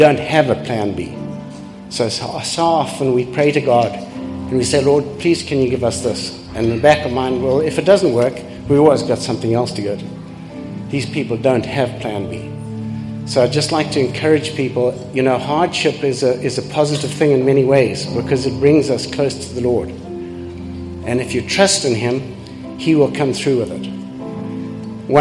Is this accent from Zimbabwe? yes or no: yes; Zimbabwe; also born or lived in Canada; I'm from Zimbabwe originally